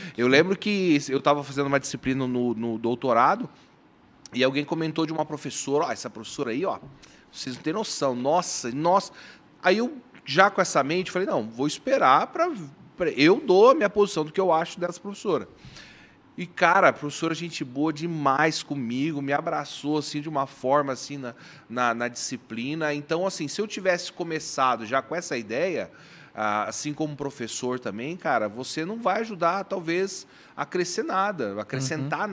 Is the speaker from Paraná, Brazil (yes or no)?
yes; Bandeirantes, Paraná, Brazil; now in Londrina, Brazil; eu nasci em Bandeirantes, fica a duzentos quilômetros daqui de, de Maringá